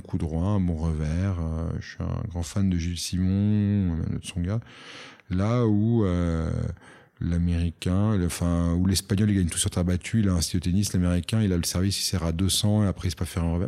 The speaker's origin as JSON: {"language": "French", "country": "Monaco", "also_born_or_lived": "United States / London", "said": "je suis monégasque"}